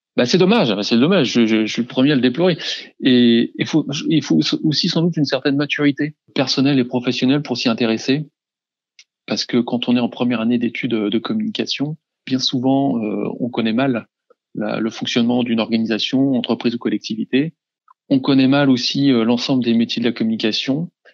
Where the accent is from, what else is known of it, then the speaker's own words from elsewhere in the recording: around Rennes, Brittany, France; now in Rennes, France; revenir dans ma région d'origine en m'installant à Rennes